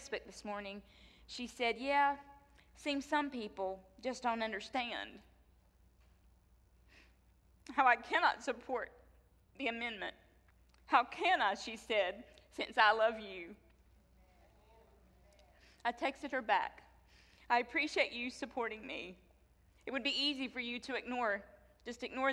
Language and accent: English; North Carolina, United States; moved away; my home state of North Carolina